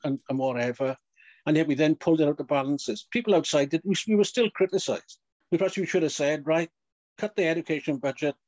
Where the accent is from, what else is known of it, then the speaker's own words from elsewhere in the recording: Maesteg, Wales, United Kingdom; I was born in September 1950. By October 1950, my mother was in, although we lived in Maesteg